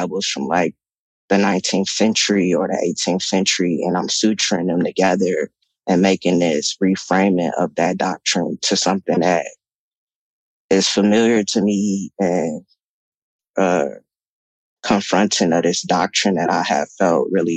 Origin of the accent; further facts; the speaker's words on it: Chicago, Illinois, United States; now in Los Angeles, United States; The Rosenwald is the first apartment building that I was raised